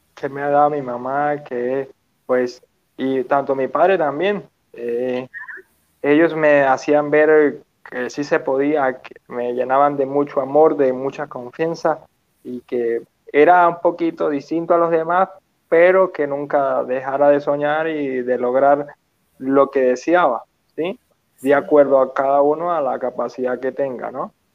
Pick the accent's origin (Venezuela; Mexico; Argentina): Venezuela; Petare, Miranda; yo crecí en Petare, Venezuela